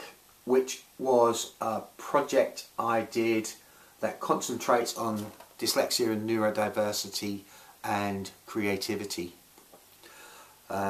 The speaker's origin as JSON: {"language": "English", "region": "Scotland", "country": "United Kingdom", "moved": "yes", "said": "I moved back to my home country, Scotland"}